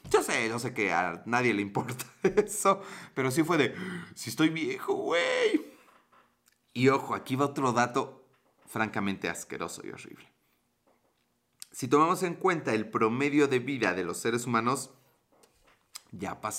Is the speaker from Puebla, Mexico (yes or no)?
yes; Puebla, Mexico; Sí soy de Puebla